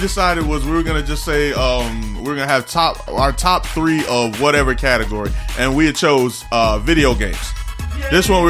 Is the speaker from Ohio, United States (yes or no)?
no; New Jersey, United States; I'm not a New Yorker. I'm from New Jersey.